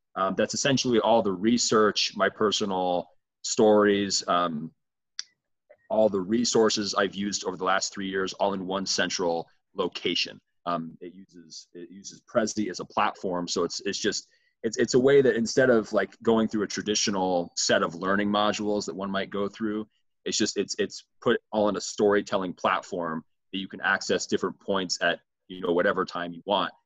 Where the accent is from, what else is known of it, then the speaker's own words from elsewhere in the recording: Midwest, United States; I'm from the Midwest